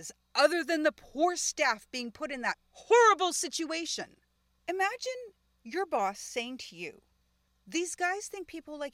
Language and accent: English; Winnipeg, Manitoba, Canada; Here in Winnipeg